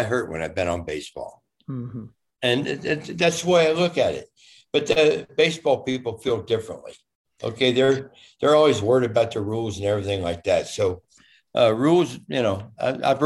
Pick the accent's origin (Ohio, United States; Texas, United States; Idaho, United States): Ohio, United States; Cincinnati; I'm from Cincinnati. I was raised, born 3 miles from the ballpark.